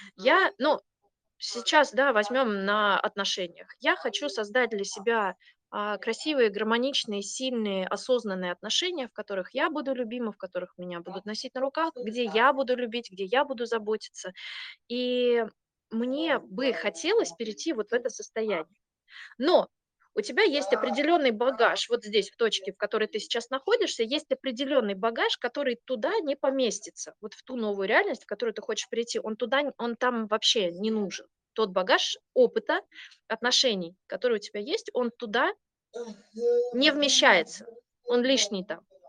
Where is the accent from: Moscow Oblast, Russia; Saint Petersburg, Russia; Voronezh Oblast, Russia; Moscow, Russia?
Saint Petersburg, Russia; moved away as an adult; also born or lived in southern Sweden; now in Sweden; Я сама из Питера, питерская